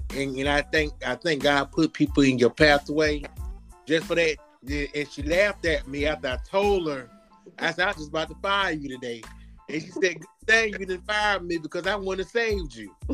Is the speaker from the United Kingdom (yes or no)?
no; Alabama, United States; now in Montgomery, United States; I grew up in Bayman, Alabama